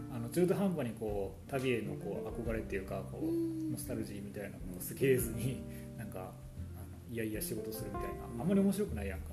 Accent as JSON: {"language": "Japanese", "region": "Kyoto", "country": "Japan", "tie": "born or raised there", "said": "私京都の出身やねんけど"}